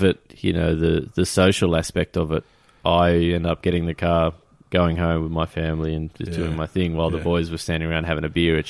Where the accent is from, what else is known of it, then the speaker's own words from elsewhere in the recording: Australia; As an Aussie